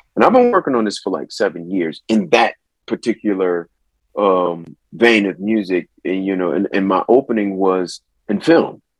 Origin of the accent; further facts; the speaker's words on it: Akron, Ohio, United States; also born or lived in Atlanta, Georgia; it's in my hometown too